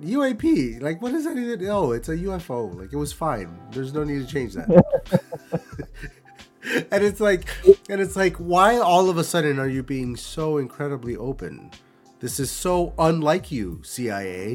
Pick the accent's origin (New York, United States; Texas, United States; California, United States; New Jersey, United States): New York, United States; Buffalo; I'm from Buffalo